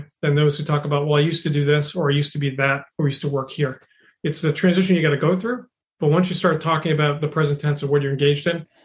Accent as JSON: {"language": "English", "town": "Boston", "region": "Massachusetts", "country": "United States", "tie": "born or raised there", "said": "growing up in Boston"}